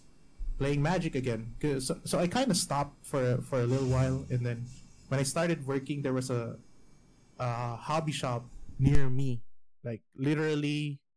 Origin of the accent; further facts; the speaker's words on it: Baguio, Cordillera Administrative Region, Philippines; moved away as an adult; also born or lived in Metro Manila, Philippines; My hometown is in the mountains